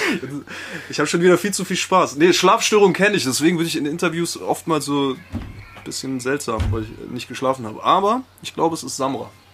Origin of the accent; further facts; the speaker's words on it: Spain; now in Germany; Ich bin in Spanien groß geworden